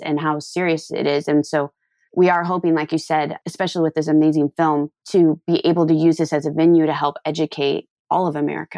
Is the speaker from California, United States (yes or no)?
yes; Thousand Oaks, California, United States; also born or lived in Los Angeles; I grew up in Thousand Oaks